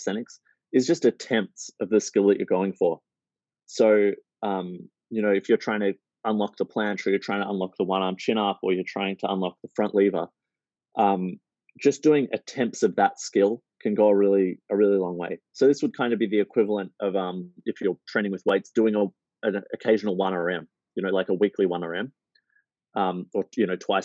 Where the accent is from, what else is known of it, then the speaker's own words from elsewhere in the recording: Melbourne, Victoria, Australia; I'm from Melbourne. We love our coffee